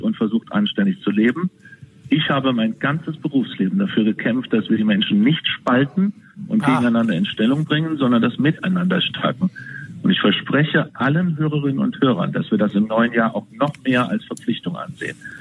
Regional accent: Siegburg, North Rhine-Westphalia, Germany; hier im Krankenhaus in meiner Heimatstadt Siegburg

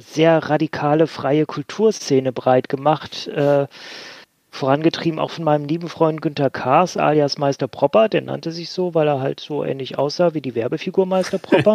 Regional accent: Bremen, Germany; in meiner Heimatstadt Bremen

